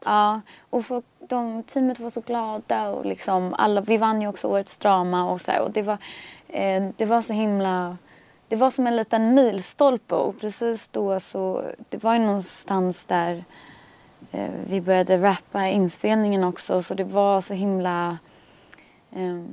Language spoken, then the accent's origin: Swedish; Stockholm, Stockholm County, Sweden; also born or lived in Bromma; där jag växte upp vid Torsplan